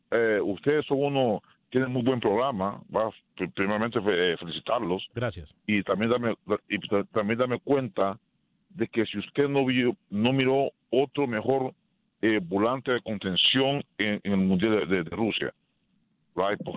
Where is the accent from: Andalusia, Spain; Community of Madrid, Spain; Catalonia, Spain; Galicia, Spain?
Community of Madrid, Spain; Madrid; yo soy, yo soy de Madrid, pero yo también miré el mundial casi completo.